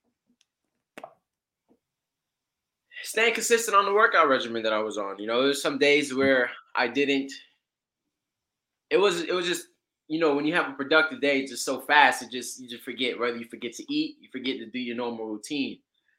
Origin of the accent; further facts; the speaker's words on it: Florida, United States; also born or lived in Georgia; I am out here in Florida, raised in Georgia. Correction, born in Georgia, raised in Florida